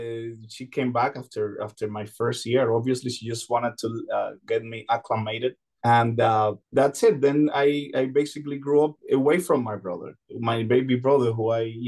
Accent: Cuba; born there; English is a second language; I was born in Cuba, yes.

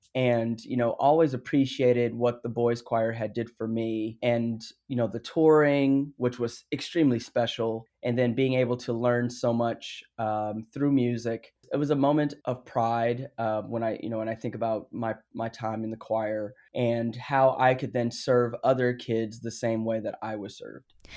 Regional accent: Phoenix, Arizona, United States; I grew up in South Phoenix

